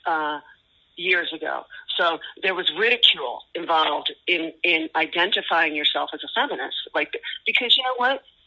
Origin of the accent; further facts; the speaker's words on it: Los Angeles, California, United States; we are from Los Angeles, and our band started in 1985